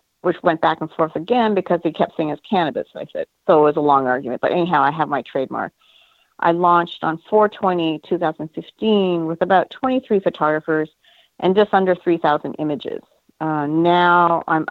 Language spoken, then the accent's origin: English; Canada; now in United States; Being Asian American but originally Canadian